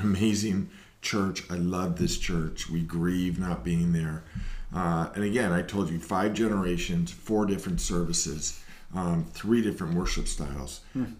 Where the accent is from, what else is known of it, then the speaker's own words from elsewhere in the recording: Marin, California, United States; also born or lived in San Francisco; I grew up in Marin